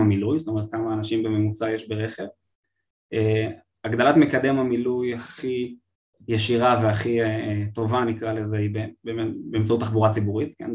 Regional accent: Israel

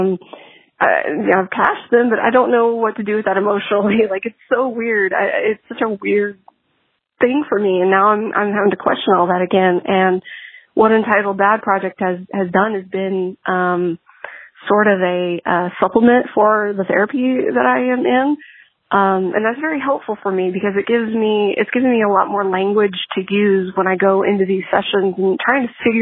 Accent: Texas, United States; I'm from Texas

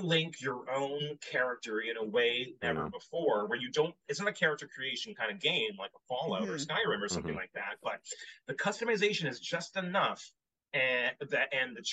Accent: Canada; I'm half Japanese, but I'm Canadian through and through

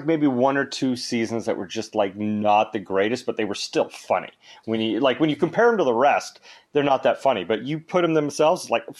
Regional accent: Alaska, United States; Well, the funny thing is I was born in Alaska. We had that conversation, and my father was a bush pilot, so we flew all over Alaska.

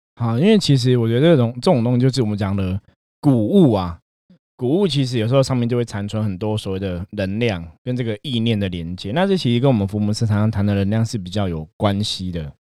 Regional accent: Taiwan; 我们台湾人讲偷工啊

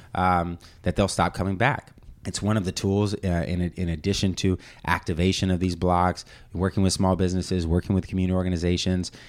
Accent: Bay Area, California, United States; I was born and raised here in the Bay Area

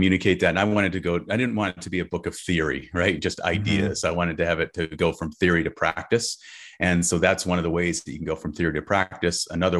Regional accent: California, United States; it sounds a little California woo-woo, but I'm from California, so I gotta bring it, right?

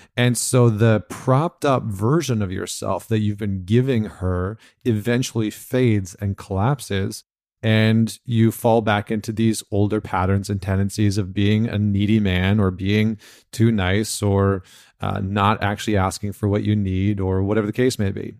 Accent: Canada; I'm from Canada.

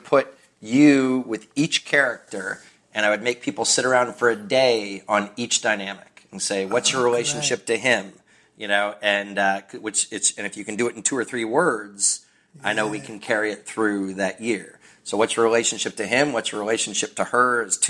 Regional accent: Kentucky, United States; My family didn't have a lot of money when we were growing up in Kentucky in a small town that only had one school and no Main Street.

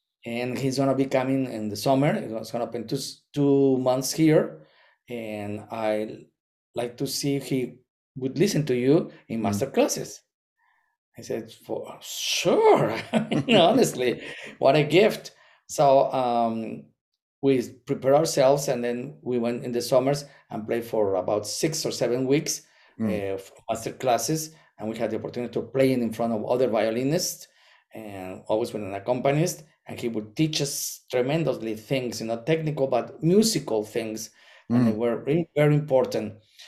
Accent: Monterrey, Nuevo León, Mexico; English is a second language; also born or lived in Guanajuato; I met him in Mexico before I went to the States. We were playing in an orchestra. We moved to from Monterrey to Guanajuato City

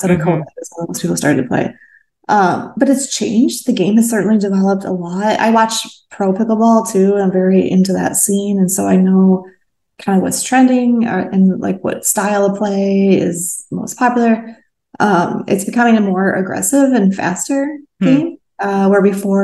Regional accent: Midwest, United States; also born or lived in Portland, Oregon; now in California, United States; I grew up in the Midwest

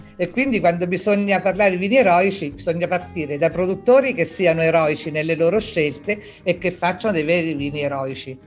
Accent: Abruzzo, Italy; also born or lived in L'Aquila; sono abruzzese, mi trovo all'Aquila

